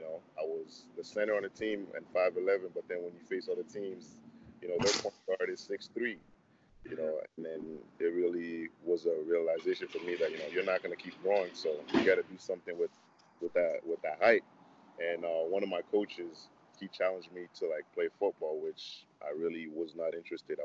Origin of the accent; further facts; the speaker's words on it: Mississauga, Ontario, Canada; moved away as an adult; also born or lived in Congo / Montreal, Quebec; now in Houston, United States; I was born in the Congo and then moved to Montreal around the age of 9, and then moved, like, did high school, like end of elementary school, high school, and Mississauga